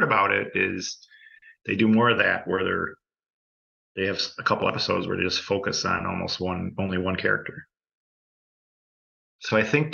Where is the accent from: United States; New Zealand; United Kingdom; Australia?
United States; Chicago, Illinois; I grew up in Chicago